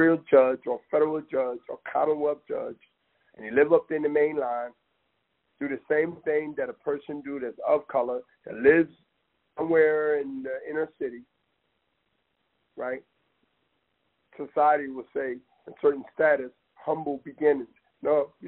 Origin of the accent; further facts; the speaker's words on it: East Coast, United States; I'm an East Coast guy